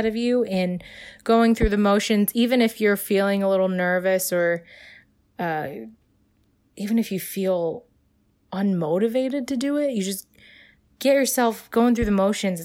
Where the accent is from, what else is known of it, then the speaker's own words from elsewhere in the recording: China; now in United States; I'm from China. I have a lot of family in China.